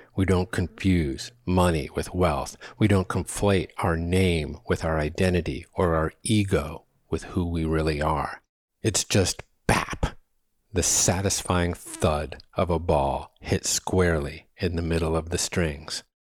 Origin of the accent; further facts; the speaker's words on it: New England, United States; moved away as an adult; I grew up batting balls on the Terre Battue of New England